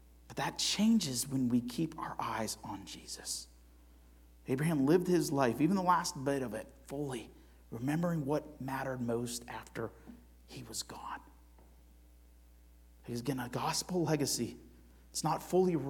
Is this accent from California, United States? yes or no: no; Cleveland, Ohio, United States; I'm from Cleveland